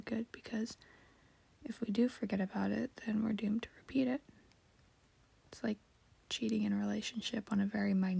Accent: United States; I was born and raised in America

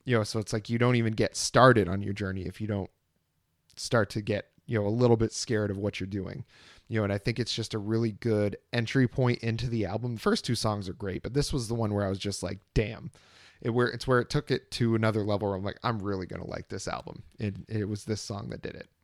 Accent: Vermont, United States; now in Austin, Texas, United States; nowhere is like Vermont, nowhere is like growing up in Vermont

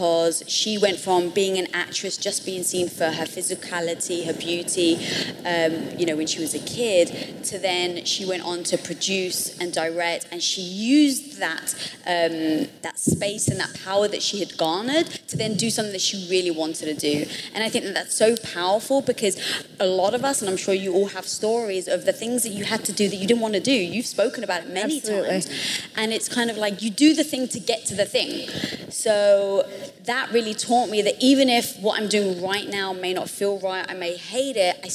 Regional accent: England, United Kingdom; moved away; growing up in England

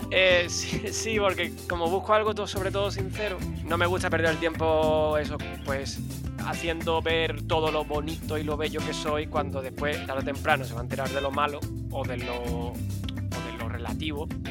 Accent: Málaga, Andalusia, Spain; accent: Spanish; soy de Málaga, de, España, en este caso de la parte de Andalucía

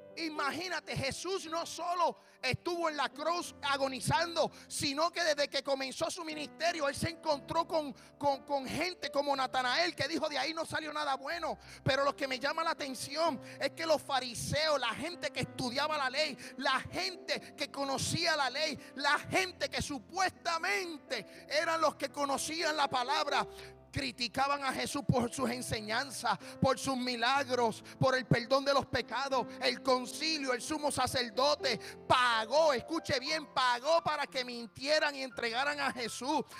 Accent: Puerto Rico; yo soy puertorriqueño

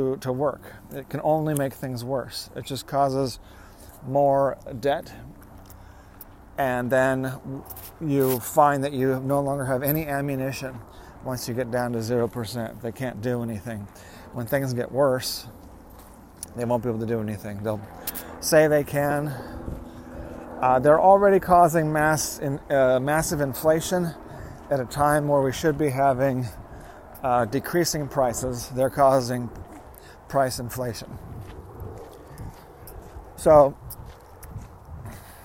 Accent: United States; I am an American

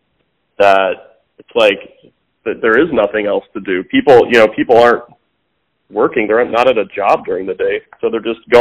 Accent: Parkville, Missouri, United States; I grew up in Parkville, so it's sort of north of the river

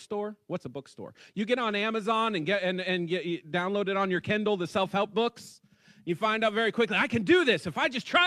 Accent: West Virginia, United States; I'm from West Virginia

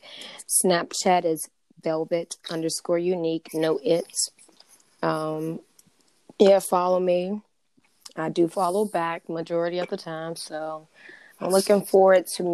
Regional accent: Sanford, North Carolina, United States; also born or lived in Washington, District of Columbia, United States; now in Kannapolis, United States; I'm from DC, Southeast, back in the day, it was the hood.

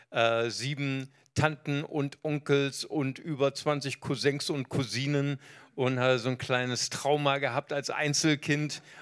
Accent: Recife, Pernambuco, Brazil; born there; Ich bin geboren in Brasilien, in Recife.

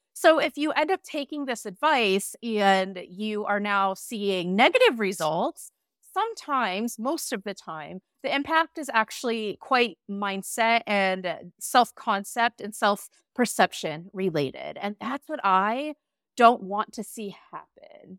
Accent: United States; now in Iceland; I'm an American immigrant now living in Iceland

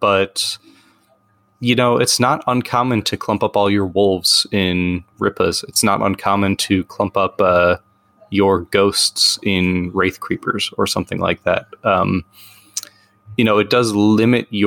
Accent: United States; I'm an American with bad accents

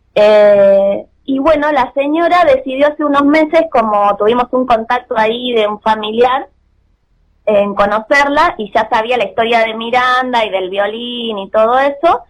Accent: Mar del Plata, Buenos Aires Province, Argentina; somos de Mar del Plata nosotros

